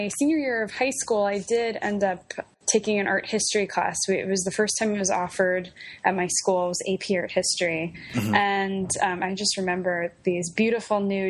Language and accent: English; New York City, New York, United States; moved away as an adult; also born or lived in Ohio; now in Philadelphia, United States; I'm originally from Staten Island, New York, and I grew up there